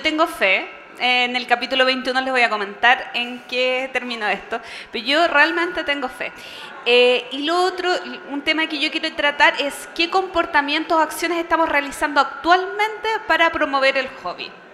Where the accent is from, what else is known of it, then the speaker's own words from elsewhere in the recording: Chile; mi país